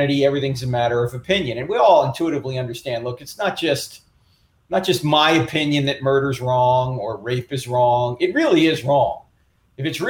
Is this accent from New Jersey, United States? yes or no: yes; New Jersey, United States; brought up a Catholic because I'm from New Jersey